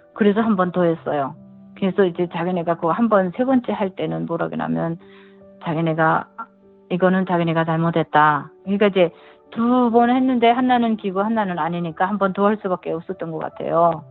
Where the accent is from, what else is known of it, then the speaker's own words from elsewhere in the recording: North Korea; moved away as an adult; now in California, United States; 제가 탈북자고